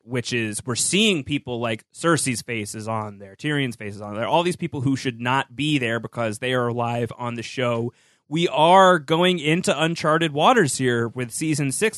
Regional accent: New York, United States; As a New Yorker

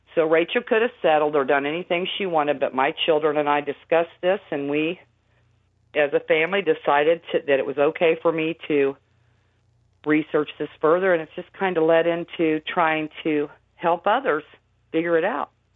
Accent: Indiana, United States; I'm from Indiana, and and and I just live in a little plain house

